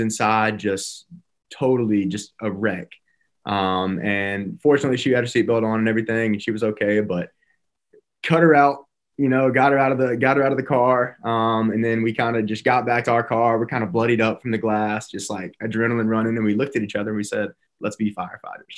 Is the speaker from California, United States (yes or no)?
no; Birmingham, Alabama, United States; also born or lived in Tuscaloosa, Alabama; my first film experience was in Birmingham, my hometown.